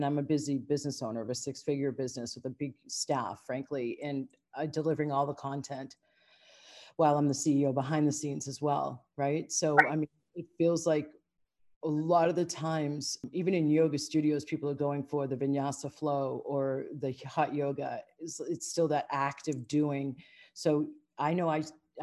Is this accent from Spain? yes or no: no; United States; also born or lived in Asia; as an American